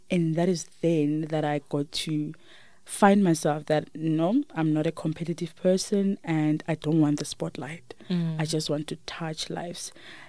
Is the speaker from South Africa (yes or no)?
yes; Limpopo, South Africa; moved away as an adult; also born or lived in Olievenhoutbosch; I grew up in Limpopo. I was raised by my grandmother.